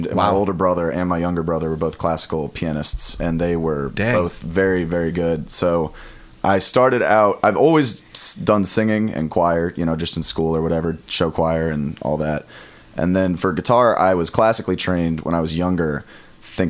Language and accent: English; St. Louis, Missouri, United States; moved away as an adult; now in Columbia, United States; I am from St. Louis, also like very close to the city, and I moved out here for college as well